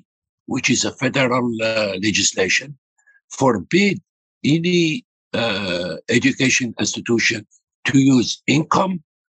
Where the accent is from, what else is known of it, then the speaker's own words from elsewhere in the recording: Algeria; now in United States; This sad thing, I am from Algeria. I am an immigrant.